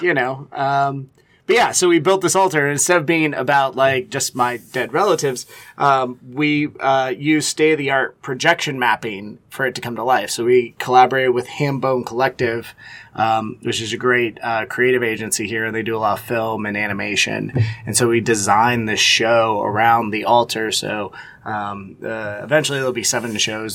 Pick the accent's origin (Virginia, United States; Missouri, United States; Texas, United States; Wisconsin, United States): Texas, United States; also born or lived in Louisiana / Austin, Texas; now in Cincinnati, United States; I spent a lot of time growing up in Texas